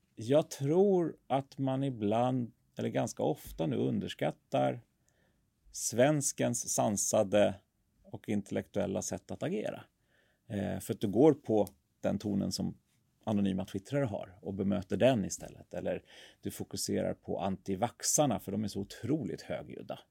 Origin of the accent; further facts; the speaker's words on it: Sweden; som svenskar